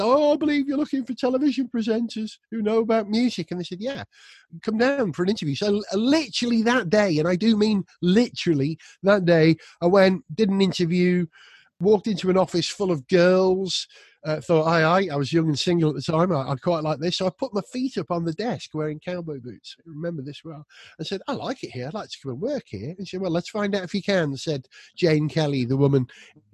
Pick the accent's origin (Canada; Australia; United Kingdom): United Kingdom; North Wales; I was brought up in North Wales